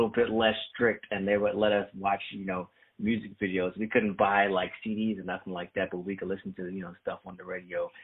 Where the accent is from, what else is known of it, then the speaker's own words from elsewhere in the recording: PG County, Maryland, United States; I'm from, you know, PG County, which is about an hour away